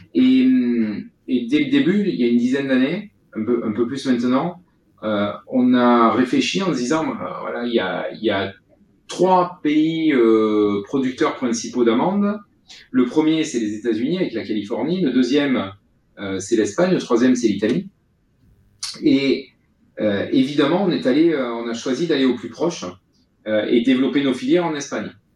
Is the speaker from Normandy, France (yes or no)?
no; Vaucluse, Provence-Alpes-Côte d'Azur, France; ma région d'origine qui est le Vaucluse